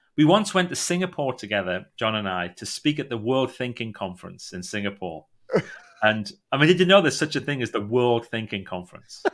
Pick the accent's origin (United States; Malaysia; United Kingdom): United Kingdom; Northumberland, North East England; also born or lived in County Durham; I'm really from a place called Northumberland, but nobody knows Northumberland, but you might know a place called Newcastle